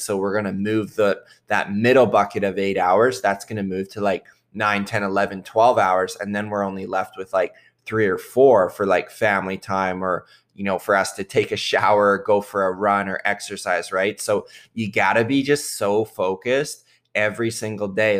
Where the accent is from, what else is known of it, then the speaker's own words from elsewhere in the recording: Southern Ontario, Canada; I grew up in Southern Ontario